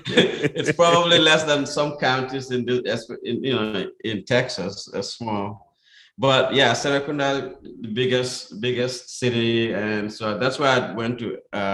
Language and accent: English; Gambia; moved away; I was born there, of course, in 67.